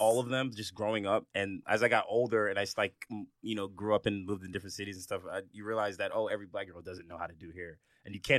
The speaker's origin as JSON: {"language": "English", "country": "Jamaica", "said": "I'm Jamaican"}